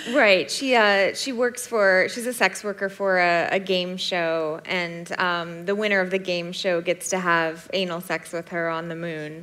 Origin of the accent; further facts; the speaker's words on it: United States; moved away; I'm a Yank from the States